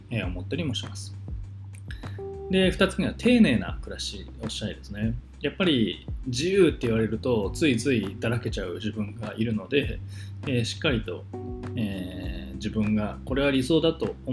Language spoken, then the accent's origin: Japanese; Kanazawa, Ishikawa, Japan; now in Osaka, Japan; 僕地元石川県なんですけど石川県の金沢市っていうところ出身なんですけど